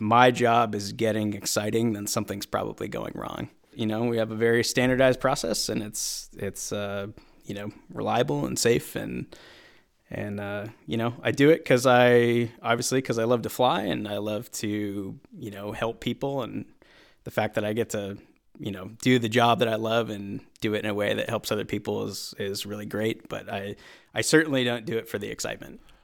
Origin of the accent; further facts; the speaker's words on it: Hampden, Maine, United States; moved away as an adult; also born or lived in upstate New York / Georgia; now in Vermont, United States; I grew up just outside of Bangor in Hamden